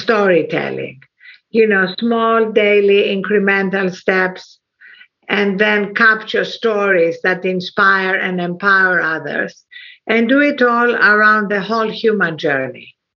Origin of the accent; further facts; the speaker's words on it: Athens, Attica, Greece; moved away; also born or lived in England / United States; I was brought up in Athens, Greece